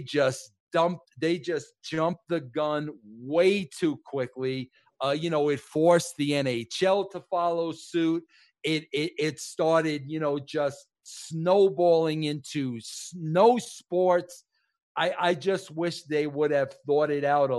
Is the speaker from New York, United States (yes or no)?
yes; New York, United States; As a New Yorker